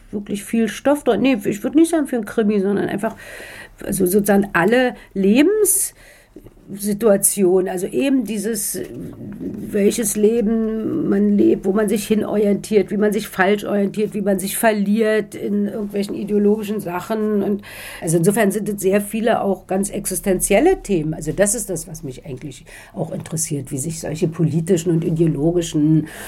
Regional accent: Berlin, Germany; moved away; Naja, ich würde, also ich bin aus Ostberlin dann weg, wie so viele.

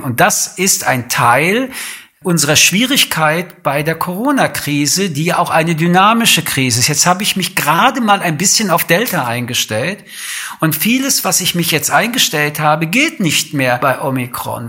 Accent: Germany; bei uns in Deutschland

